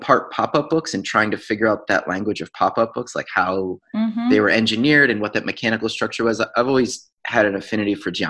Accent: Connecticut, United States; I grew up in Connecticut. I grew up in a very small town in the southern part of Connecticut.

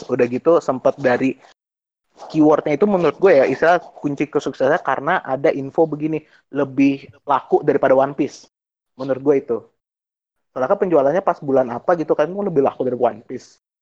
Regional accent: Indonesia; Kucai, enggak gue di Indonesia.

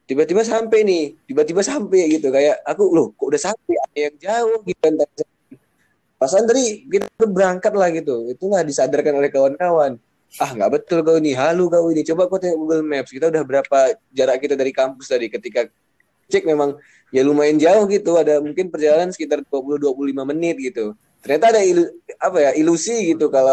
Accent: Medan, North Sumatra, Indonesia; aku lahir di Medan, besar di Medan. Intinya sampai tamat SMA aku di Medan gitu.

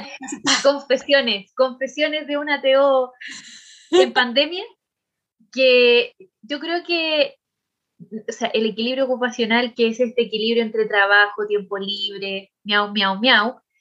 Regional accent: Chile; nosotras aquí como mujeres chilenas sobre todo, en eh, nuestro país

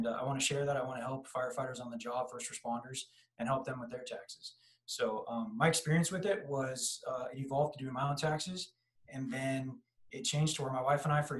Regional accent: San Diego, California, United States; born and raised in San Diego, California

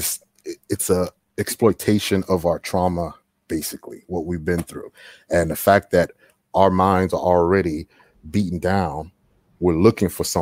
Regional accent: Houston, Texas, United States; I'm from H-Town, from Houston

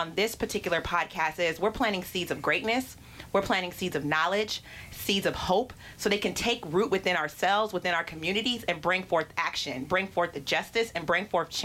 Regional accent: Pittsburg, California, United States; now in Oakland, United States; I am from Pittsburgh, California. That is Pittsburgh with no H because we do not hate. But I also reside in Oakland

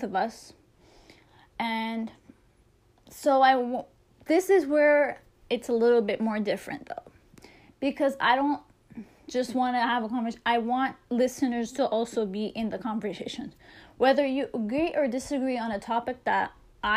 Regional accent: Toronto, Ontario, Canada; I'm a Canadian. I'm from Toronto.

